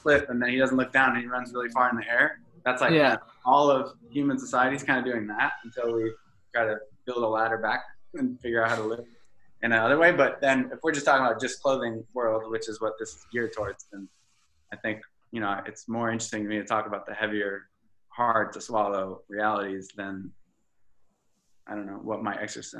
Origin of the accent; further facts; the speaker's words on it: Connecticut, United States; I'm from Connecticut, so there was no burritos pre, like... Took a long time to get to the first